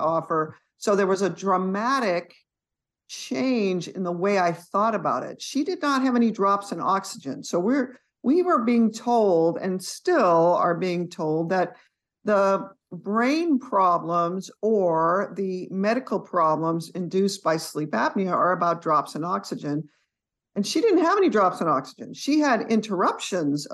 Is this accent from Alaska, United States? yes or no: no; San Jose, California, United States; moved away as an adult; also born or lived in Boston; now in East Texas, United States; I grew up in San Jose